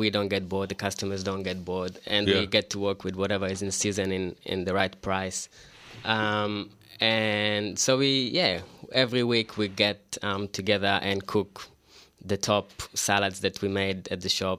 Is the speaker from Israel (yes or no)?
yes; Israel; now in Melbourne, Australia; I'm from Israel. My mom is Iraqi and my dad is Romanian.